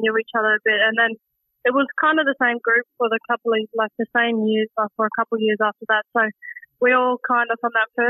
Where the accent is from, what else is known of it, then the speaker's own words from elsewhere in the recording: Darwin, Northern Territory, Australia; also born or lived in Victoria; getting the opportunity to stay in my hometown of Darwin instead of moving interstate again